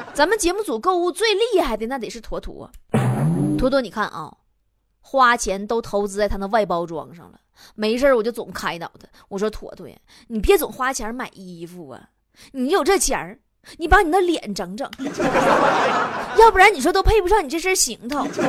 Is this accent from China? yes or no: yes; China; 我们中国人明明是最爱钱的民族， 却羞耻于谈钱